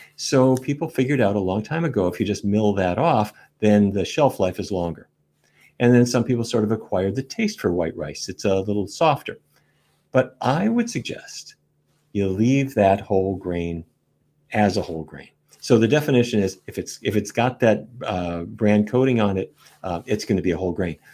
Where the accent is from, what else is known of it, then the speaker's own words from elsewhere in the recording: Fargo, North Dakota, United States; I was a kid growing up in Fargo, North Dakota